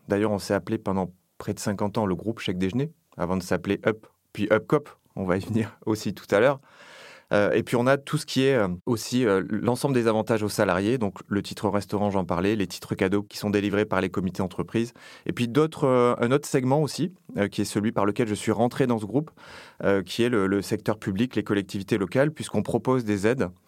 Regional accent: Nouvelle-Aquitaine, France; now in Paris, France; je suis originaire du sud-ouest de la France, du Lot-et-Garonne, qui est un lieu où j'ai grandi, où je suis né, où j'ai toute ma famille. Donc je suis d'abord ça, je suis d'abord un gars du Sud qui est venu travailler sur Paris.

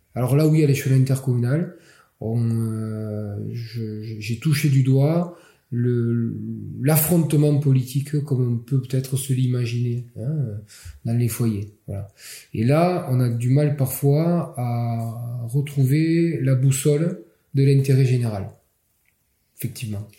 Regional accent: Perpignan, Occitania, France; accent: Catalan; je suis originaire, enfin je suis né à Perpignan

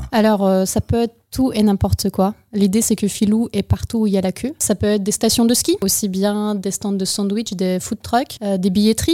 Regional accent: Ukraine; also born or lived in United States; now in Bordeaux, France; Je suis née en Ukraine, j'ai étudié aux États-Unis, j'ai vécu un peu là-bas et revenue en France à Bordeaux

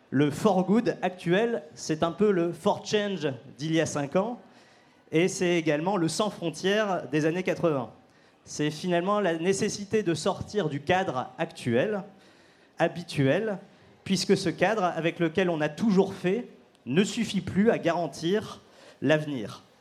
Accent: Lille, Hauts-de-France, France; que je viens euh, de Lille

